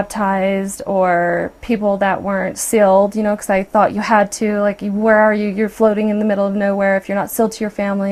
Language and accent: English; Provo, Utah, United States; also born or lived in Brigham City, Utah; We moved from Provo to Brigham City when I was 15